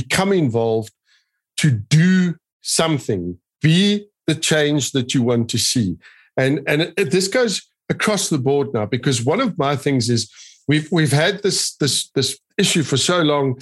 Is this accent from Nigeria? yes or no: no; South Africa; we are passionate South Africans. We love this country.